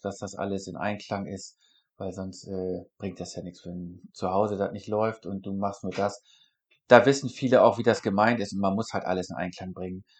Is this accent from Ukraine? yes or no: no; Northern Germany, Germany; weil ich aus der norddeutschen Region bin. Ich komme nicht aus Bayern oder sonst wo